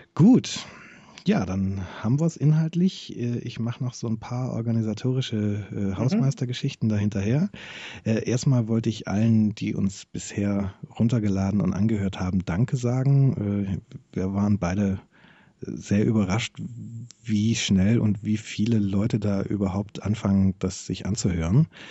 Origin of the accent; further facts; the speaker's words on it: Germany; als Deutscher